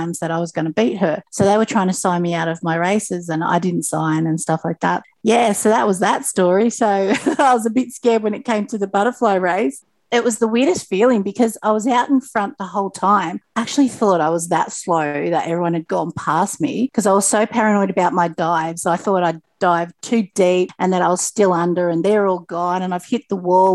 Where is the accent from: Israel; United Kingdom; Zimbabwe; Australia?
Australia; Sydney, New South Wales; now in Tweed Heads, Australia; growing up in the Sutherland Shire